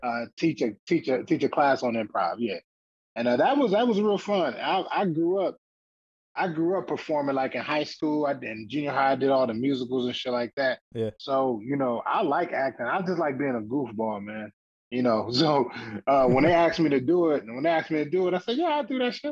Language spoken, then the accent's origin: English; Toledo, Ohio, United States; I'm from Toledo, and there was a comedy club there